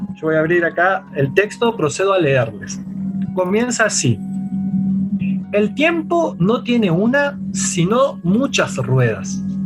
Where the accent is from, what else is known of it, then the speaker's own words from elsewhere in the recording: Argentina; como los que tuvimos acá en Argentina